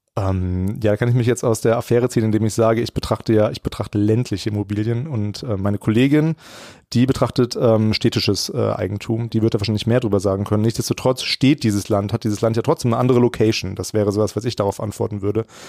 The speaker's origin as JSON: {"language": "German", "country": "Germany", "also_born_or_lived": "Bielefeld", "said": "als Deutscher"}